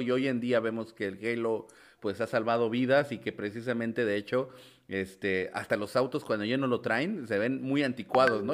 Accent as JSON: {"language": "Spanish", "country": "Mexico", "said": "un mexicano como yo"}